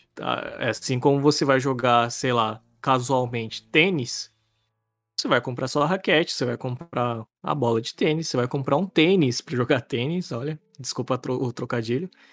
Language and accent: Portuguese; Cuiabá, Mato Grosso, Brazil; a gente é de Cuiabá